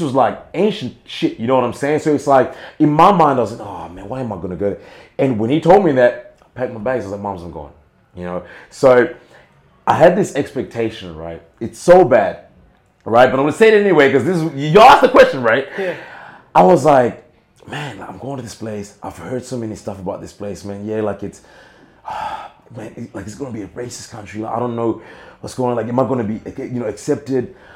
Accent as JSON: {"language": "English", "country": "Zimbabwe", "tie": "born or raised there", "moved": "yes", "lives_now": "Australia", "said": "I still have my culture, and I am Zimbabwean at birth"}